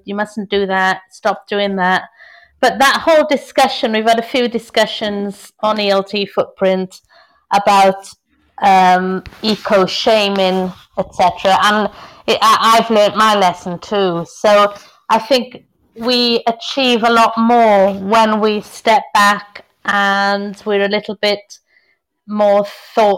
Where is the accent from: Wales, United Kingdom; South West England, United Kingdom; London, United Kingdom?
Wales, United Kingdom; South; also born or lived in Merindades, Spain; now in Spain; I'm from South Wales